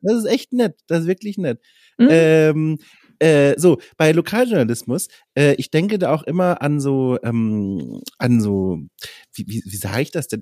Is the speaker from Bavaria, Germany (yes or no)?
yes; Franconia, Bavaria, Germany; moved away; Ich komme nicht aus Schwaben, sondern aus okay. Franken